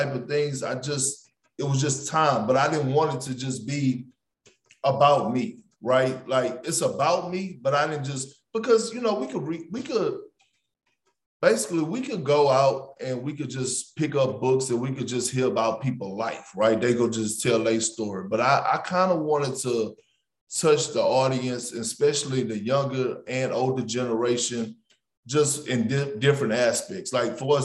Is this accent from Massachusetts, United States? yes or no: no; Beaumont, Texas, United States; born or raised there